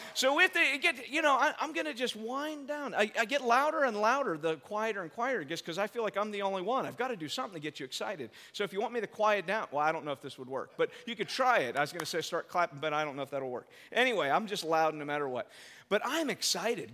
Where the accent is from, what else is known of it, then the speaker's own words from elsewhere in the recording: United States; we're, we're American